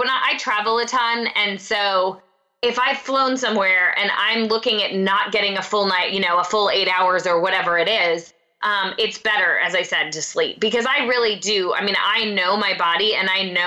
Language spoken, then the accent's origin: English; Pennsylvania, United States; I'm from Pennsylvania, I'm Italian